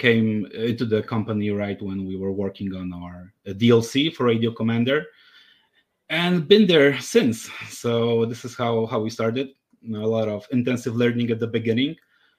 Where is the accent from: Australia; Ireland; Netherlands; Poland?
Poland; moved away as an adult; I was coming back to my home country, Poland.